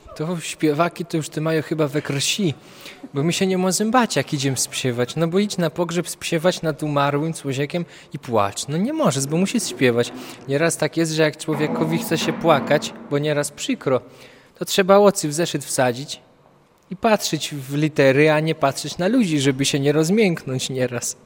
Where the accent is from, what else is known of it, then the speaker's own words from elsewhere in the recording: Kurpie, Poland; u nas na Kurpiach